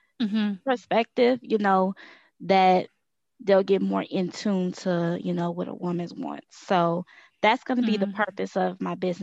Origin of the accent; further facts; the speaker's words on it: Texas, United States; I'm from Texas, and I recently started a business